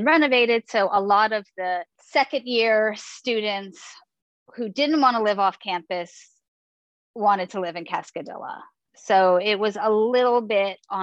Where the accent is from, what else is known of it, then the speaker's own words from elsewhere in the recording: New York City, New York, United States; moved away as an adult; now in San Diego, United States; I'm originally from New York City. I grew up on the Upper West Side of Manhattan